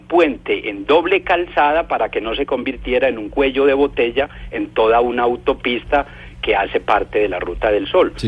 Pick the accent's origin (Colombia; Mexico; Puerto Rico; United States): Colombia; como ciudadano colombiano